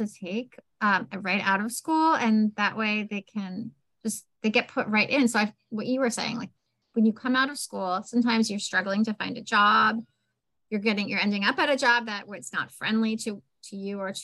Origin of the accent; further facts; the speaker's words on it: Philadelphia, Pennsylvania, United States; I'm from Philadelphia.